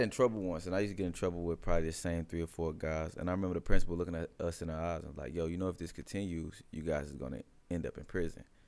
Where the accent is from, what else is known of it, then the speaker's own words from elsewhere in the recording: Midwest, United States; I'm from the Midwest